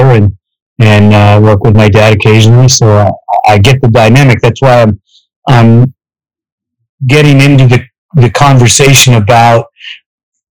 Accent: West Coast, United States; I grew up on the West Coast

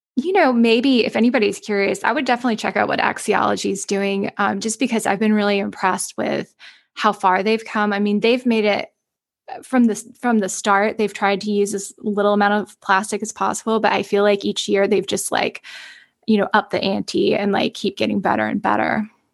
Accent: the South, United States; I'm from the South.

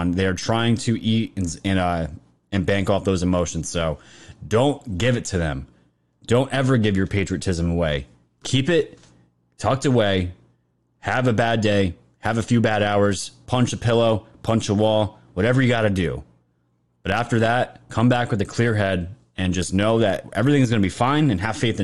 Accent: United States; being American

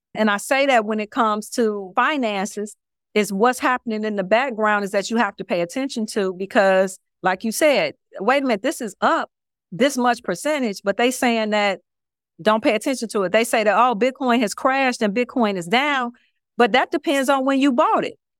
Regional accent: Chicago, Illinois, United States; moved away as an adult; also born or lived in Houston; now in Miami, United States; I'm originally from Chicago.

